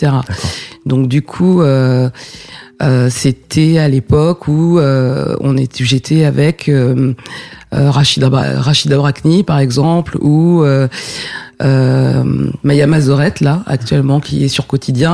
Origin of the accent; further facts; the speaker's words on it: Essonne, Île-de-France, France; also born or lived in Paris; suis né à Paris et j'ai grandi en banlieue, dans l'Essonne